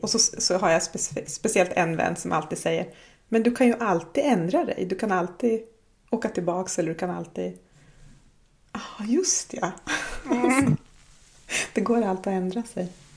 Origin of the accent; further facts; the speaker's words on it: Jämtland, Sweden; moved away as an adult; now in Kautokeino, Norway; uppe i stugan, Orsebotten, där jag kommer ifrån